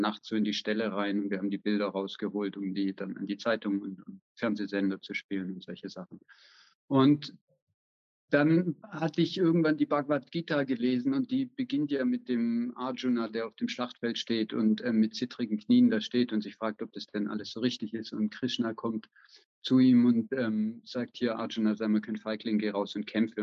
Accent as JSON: {"language": "German", "country": "Germany", "moved": "as an adult", "lives_now": "Vienna, Austria", "said": "Und ich lebe in Wien, am Rande von Wien mit meiner Familie, bin ursprünglich aus Deutschland"}